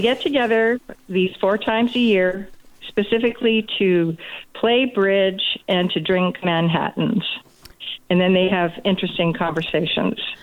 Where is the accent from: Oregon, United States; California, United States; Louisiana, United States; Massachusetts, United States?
California, United States; Southern; moved away as an adult; also born or lived in Maryland; I grew up in Southern California